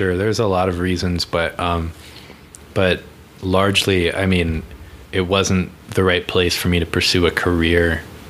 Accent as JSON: {"language": "English", "region": "Virginia", "country": "United States"}